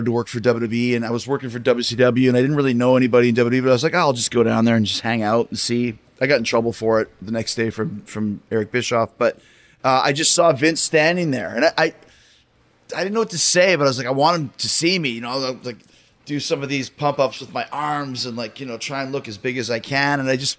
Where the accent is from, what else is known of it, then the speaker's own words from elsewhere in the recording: Winnipeg, Manitoba, Canada; moved away; also born or lived in Calgary; I'm from Winnipeg and I lived in Calgary for a few years.